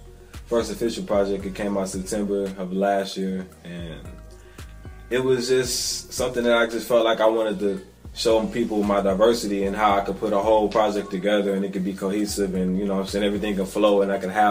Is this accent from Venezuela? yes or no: no; Tulsa, Oklahoma, United States; I am from Tulsa, born and raised.